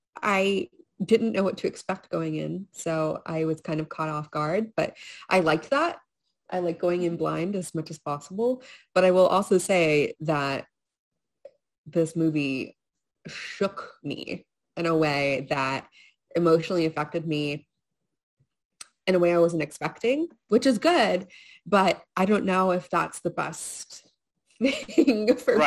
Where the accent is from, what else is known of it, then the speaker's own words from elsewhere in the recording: Statesboro, Georgia, United States; I grew up in Statesboro